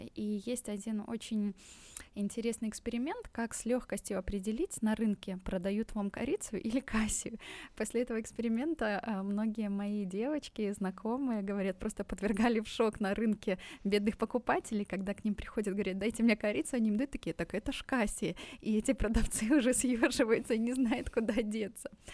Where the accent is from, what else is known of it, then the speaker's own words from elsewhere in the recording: Belarus; moved away as an adult; now in Tashkent, Uzbekistan; я сама из Беларуси, и мы вот уже полтора года живем здесь с семьей в Узбекистане, в Ташкенте